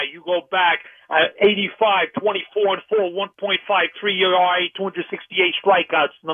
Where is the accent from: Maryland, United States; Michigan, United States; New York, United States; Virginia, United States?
New York, United States; New York City; growing up in New York City in the Bronx